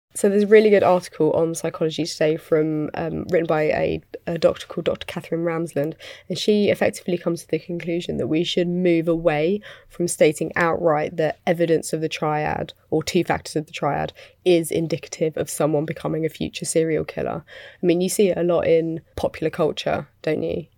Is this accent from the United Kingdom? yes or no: yes; United Kingdom; I'm British